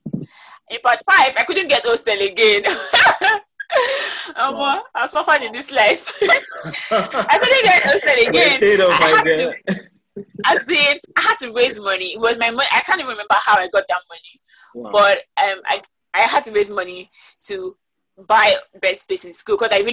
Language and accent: English; Ekiti, Nigeria; I'm from Ekiti State